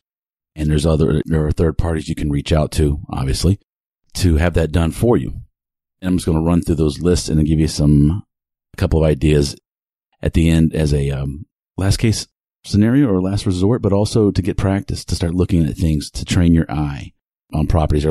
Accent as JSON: {"language": "English", "town": "Houston", "region": "Texas", "country": "United States", "tie": "born or raised there", "said": "my hometown, Houston, Texas."}